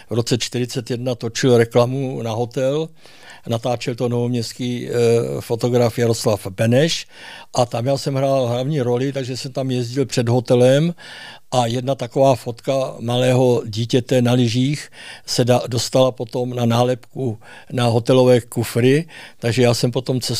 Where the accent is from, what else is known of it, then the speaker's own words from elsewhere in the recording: Nové Město na Moravě, Vysočina Region, Czechia; born there; jsem se narodil v rodině …, kteří v Novém městě jako jedni z prvních, můj děda vůbec první vyrobili lyže na Vysočině